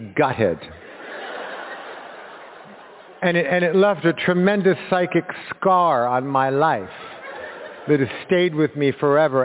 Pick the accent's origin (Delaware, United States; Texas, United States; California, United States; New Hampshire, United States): California, United States; Los Angeles; a kid like me in 1970, growing up in Los Angeles